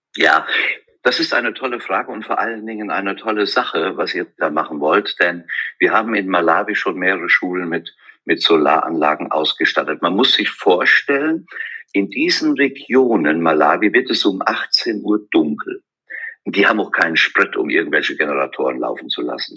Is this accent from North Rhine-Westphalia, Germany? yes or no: no; Westerwald, Rhineland-Palatinate, Germany; von meiner Heimat im Westerwald